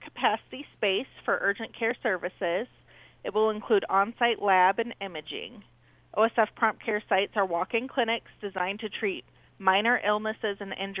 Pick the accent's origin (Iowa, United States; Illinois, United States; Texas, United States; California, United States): Illinois, United States; Galesburg; I am from Galesburg, currently live in Galesburg.